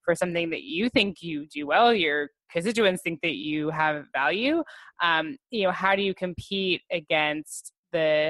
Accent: Los Angeles, California, United States; moved away; I'm originally from Los Angeles, and out there I was very involved in their Jewish professional organization

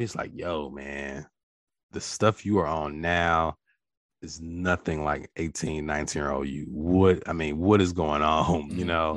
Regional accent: Natchez, Mississippi, United States; I'm from Natchez, we're both River Boys.

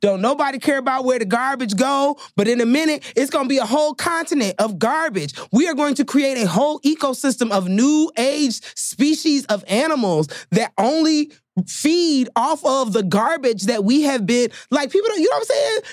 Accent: Chicago, Illinois, United States; I'm from Chicago

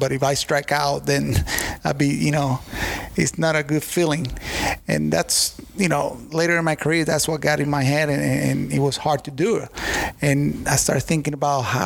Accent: Puerto Rico; moved away; my home country

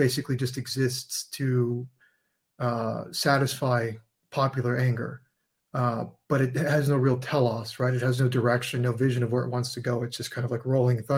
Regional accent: San Diego, California, United States; I grew up in San Diego, California

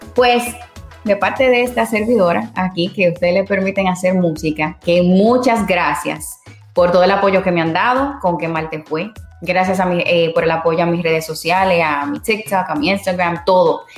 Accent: Santiago de los Caballeros, Santiago, Dominican Republic; now in Puerto Rico; soy dominicana de pura cepa, de Santiago, allá en República Dominicana

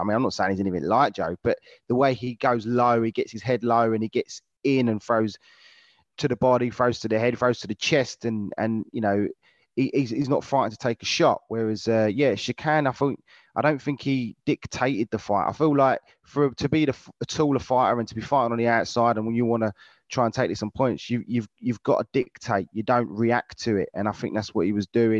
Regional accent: London, United Kingdom; I was born in Lewisham myself

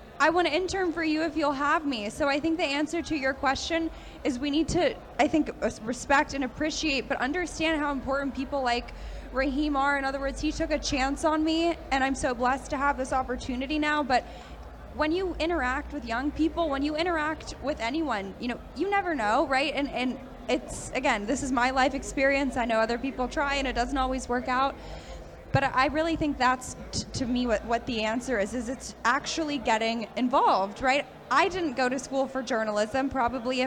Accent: Santa Monica, California, United States; I was actually born and raised in Santa Monica

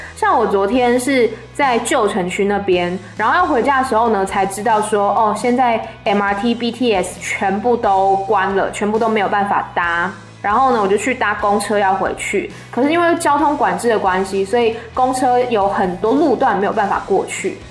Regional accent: Taiwan; moved away; 我身在一个民主国家，叫做台湾，它教会了我如何的自由去表达自己的想法

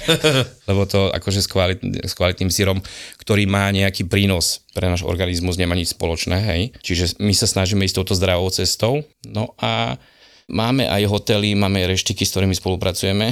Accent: Prievidza, Trenčín Region, Slovakia; vlastne pochádzam od Prievidze

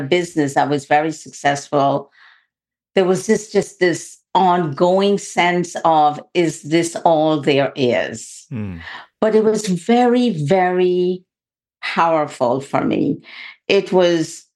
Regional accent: Guyana; I was born in the only English-speaking country in South America. It's called Guyana

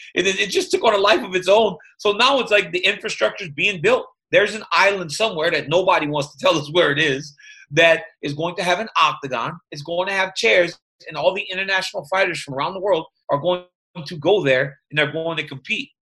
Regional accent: Louisiana, United States; i grew up in louisiana

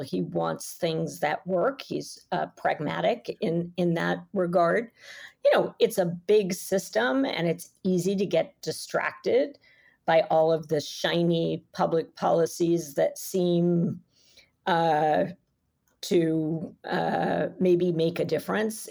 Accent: New York City, New York, United States; I'm a New Yorker and I love this city

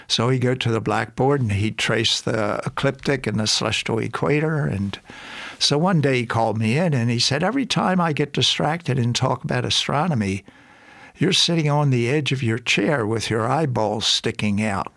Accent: Baltimore, Maryland, United States; grew up in Baltimore, Maryland

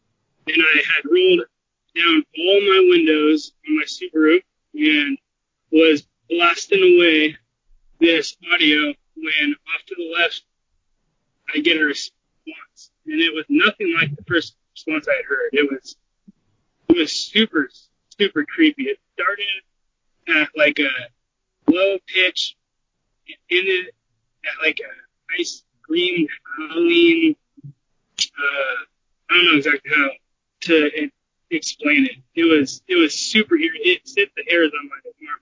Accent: Portland, Oregon, United States; I'm from Portland, Oregon area.

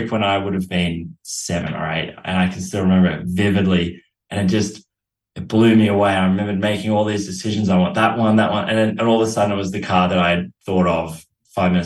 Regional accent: Australia; I was from Australia

